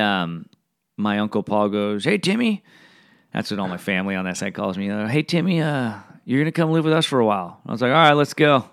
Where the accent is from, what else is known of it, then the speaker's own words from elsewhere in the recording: Fullerton, California, United States; also born or lived in Bellflower, California; I was born in Bellflower, raised in Fullerton my whole life